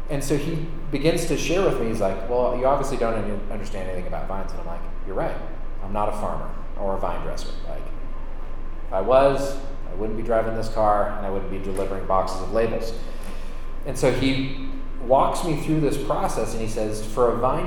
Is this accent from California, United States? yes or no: yes; Sonoma County, California, United States; I grew up in Sonoma County, which is the neighbor of Napa Valley.